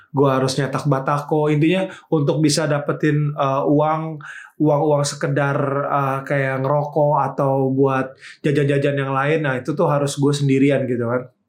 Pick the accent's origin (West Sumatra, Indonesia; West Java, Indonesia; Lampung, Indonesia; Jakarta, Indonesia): Jakarta, Indonesia; Jadi pertama kali itu gue gue emang lahir di Jakarta, Bang. Gue emang gede di Jakarta.